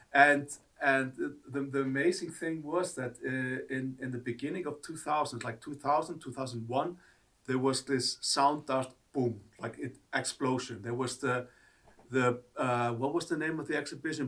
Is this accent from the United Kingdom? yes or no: no; Reykjavik, Capital Region, Iceland; also born or lived in Akureyri; I grew up in Reykjavik